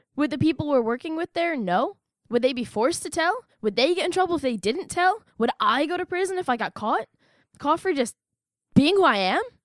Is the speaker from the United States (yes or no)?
yes; United States; I'm an American